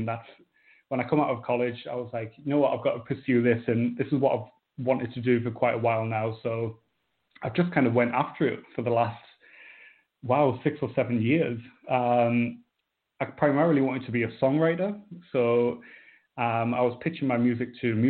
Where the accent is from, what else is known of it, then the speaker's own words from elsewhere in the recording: North East England, United Kingdom; I'm from Northeast England, kind of a smallish town on the coast.